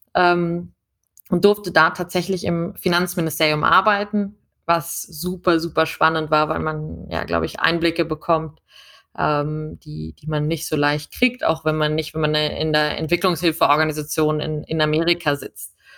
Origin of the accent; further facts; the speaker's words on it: Munich, Bavaria, Germany; also born or lived in Washington; ich komme aus München